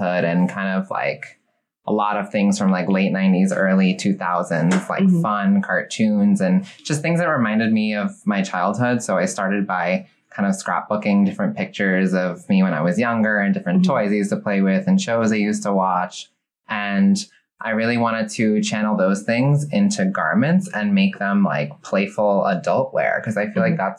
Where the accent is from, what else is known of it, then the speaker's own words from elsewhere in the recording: Long Island, New York, United States; I'm originally from Long Island, New York